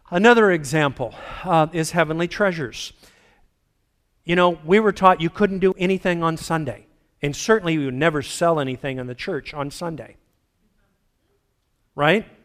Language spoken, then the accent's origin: English; Philippines; Bottom line is, I was raised in the Philippines, beautiful, pristine environment. After 25 years, I went back and saw a destroyed environment.